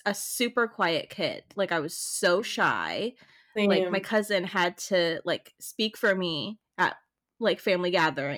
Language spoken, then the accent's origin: English; Oceanside, California, United States; So I grew up in the North County Oceanside Vista area.